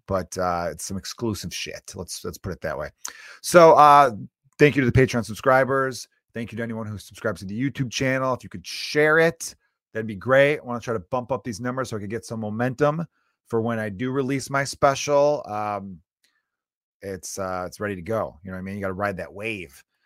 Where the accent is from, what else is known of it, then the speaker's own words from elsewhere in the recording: Chicago, Illinois, United States; I grew up in Chicago where the weather is so horrible